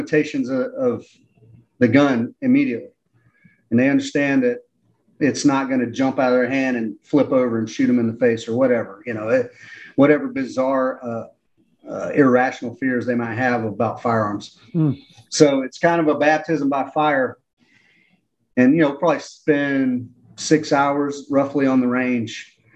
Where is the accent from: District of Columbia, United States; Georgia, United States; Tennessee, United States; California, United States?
Georgia, United States; Atlanta; I'm from Atlanta